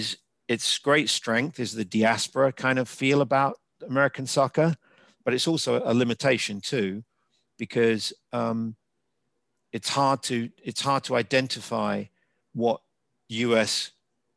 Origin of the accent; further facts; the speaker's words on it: England, United Kingdom; moved away as an adult; now in United States; as an English university student